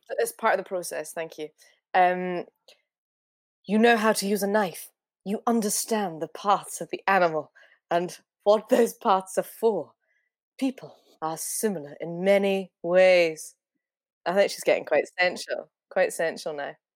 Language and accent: English; Scotland, United Kingdom; accent: Glaswegian; I'm very Scottish.